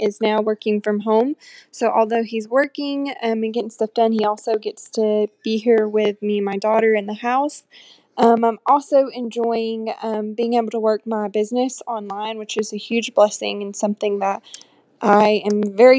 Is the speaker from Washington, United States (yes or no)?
no; Fayetteville, Tennessee, United States; I am from Fayetteville, Tennessee.